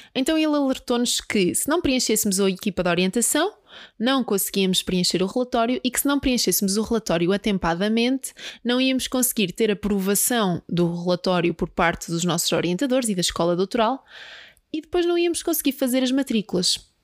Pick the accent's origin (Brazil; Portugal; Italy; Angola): Portugal; Peniche, Leiria District; moved away; eu sou de Peniche